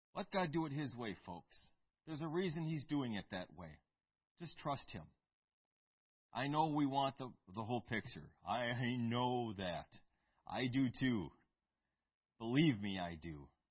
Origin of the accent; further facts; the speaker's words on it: United States; I'm American